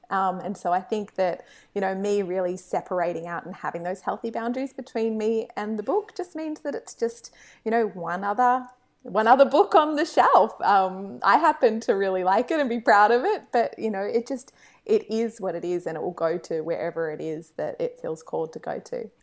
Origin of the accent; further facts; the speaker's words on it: Australia; being Australian